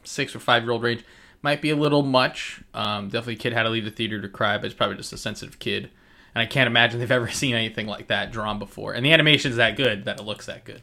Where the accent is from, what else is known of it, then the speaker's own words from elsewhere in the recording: New York, United States; we're from New York